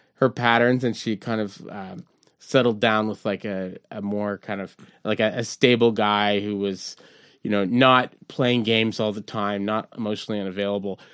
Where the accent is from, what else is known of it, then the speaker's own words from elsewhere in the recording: Montreal, Quebec, Canada; we grew up in Verdun and the point